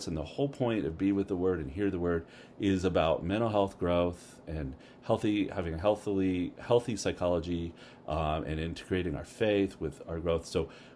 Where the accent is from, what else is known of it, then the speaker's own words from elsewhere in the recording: Canada; now in United States; I'm a Canadian, but I've been living here long enough